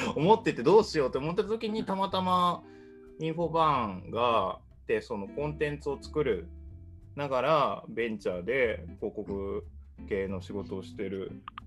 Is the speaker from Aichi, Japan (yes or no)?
no; Kyoto, Japan; 僕が京都出身だって言ったら